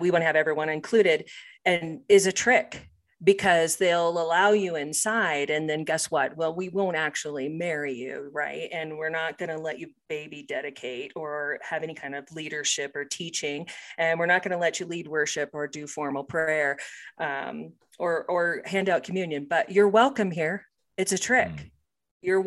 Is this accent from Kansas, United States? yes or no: yes; Topeka, Kansas, United States; now in Colorado, United States; I grew up in Topeka, Kansas